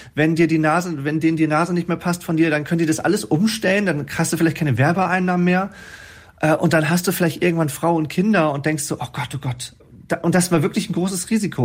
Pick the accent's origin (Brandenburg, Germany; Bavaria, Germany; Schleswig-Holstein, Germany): Schleswig-Holstein, Germany; Wesselburen; Wesselburn ist zwar eine Stadt, aber wir ja. haben 3000 Einwohner